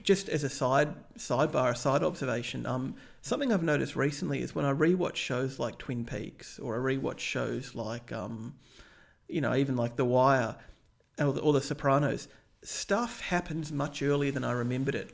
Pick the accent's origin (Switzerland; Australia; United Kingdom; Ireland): Australia; as an Australian